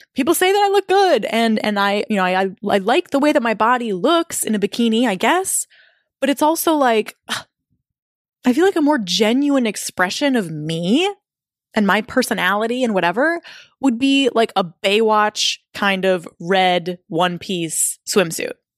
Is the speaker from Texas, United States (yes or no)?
no; Minnesota, United States; I was living in my hometown with my boyfriend at the time